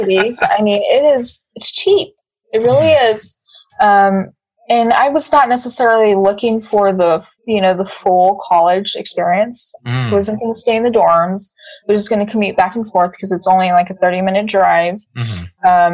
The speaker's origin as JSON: {"language": "English", "town": "Clovis", "region": "New Mexico", "country": "United States", "tie": "born or raised there", "said": "I went to Clovis Community College. It's just a little college in my hometown."}